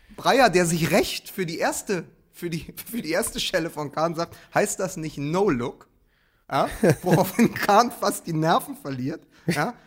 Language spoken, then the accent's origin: German; Wedding, Berlin, Germany; Ich als Weddinger